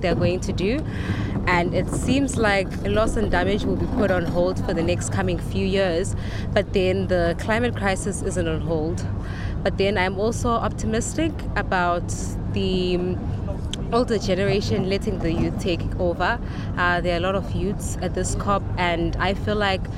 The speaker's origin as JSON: {"language": "English", "country": "Zimbabwe", "said": "I am from Zimbabwe."}